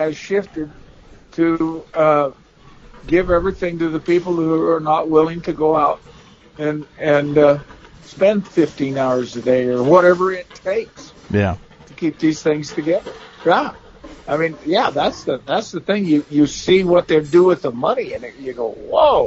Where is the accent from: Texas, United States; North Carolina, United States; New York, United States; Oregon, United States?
Oregon, United States; Eastern; growing up in Eastern Oregon, which was a desert